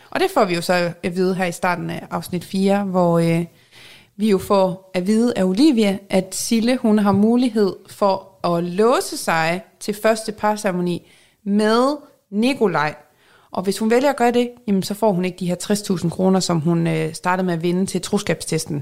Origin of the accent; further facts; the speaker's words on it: Jutland, Denmark; accent: Jutlandic; jeg er jyde